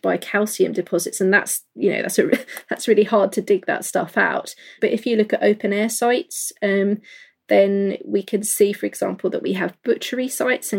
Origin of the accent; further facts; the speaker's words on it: London, United Kingdom; I grew up in London